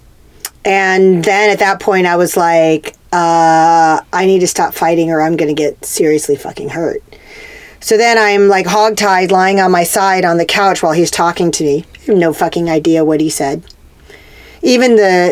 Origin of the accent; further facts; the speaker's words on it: Corpus Christi, Texas, United States; moved away; also born or lived in California; I grew up in Corpus Christi, but we also had a ranch like 30 minutes outside of town